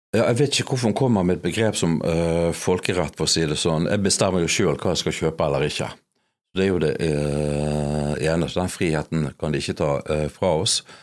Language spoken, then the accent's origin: Norwegian; Bergen, Vestland, Norway; jeg er norsk, jeg er erkebergensk.